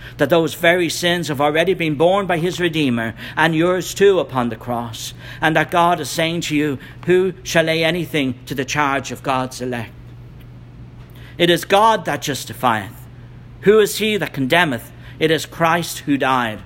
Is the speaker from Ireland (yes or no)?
yes; Ireland; I'm from Ireland